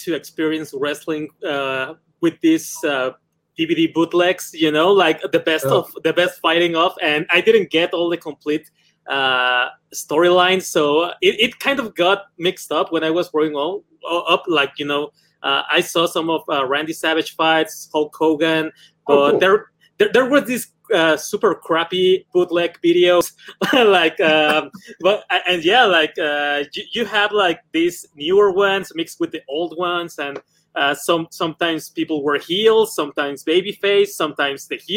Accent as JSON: {"language": "English", "region": "Mexico City", "country": "Mexico", "said": "I'm from Mexico City"}